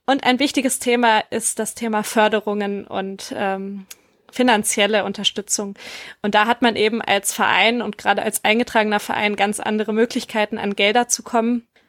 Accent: Empelde, Lower Saxony, Germany; moved away as an adult; now in Wuppertal, Germany; Ich komme ursprünglich aus Empelde bei Hannover und bin seit fünf Jahren in Wuppertal

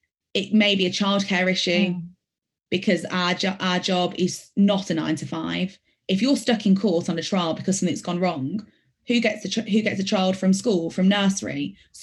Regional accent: Birmingham, West Midlands, United Kingdom; accent: Birmingham; Part of me is embarrassed of the fact that I lose my Birmingham accent because I'm a very proud Brummy.

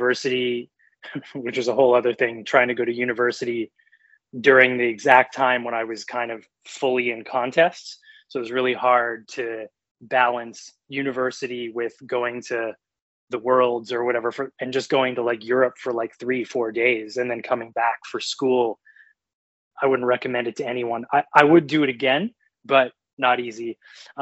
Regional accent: Vancouver, British Columbia, Canada; moved away as an adult; now in New York, United States; originally or born and raised in Vancouver and then been in New York for 5 years.

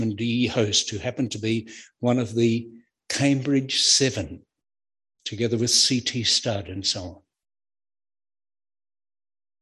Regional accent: Queensland, Australia; now in New South Wales, Australia; I'm a Queenslander down here in New South Wales

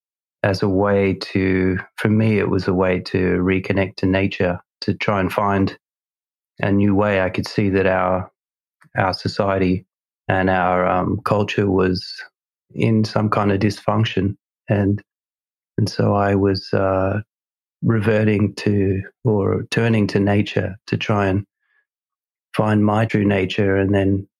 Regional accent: Australia; moved away; I'm originally from Australia

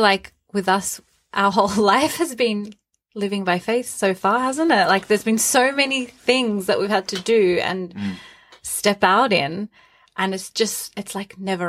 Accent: Australia; moved away as an adult; now in Newcastle, United Kingdom; I grew up in Australia

